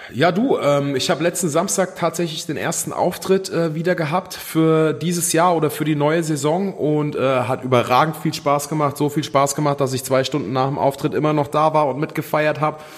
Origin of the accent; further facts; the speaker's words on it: near Wetzlar, Hesse, Germany; ich komme aus der Nähe von Wetzlar. Das wiederum ist in der Nähe von Gießen.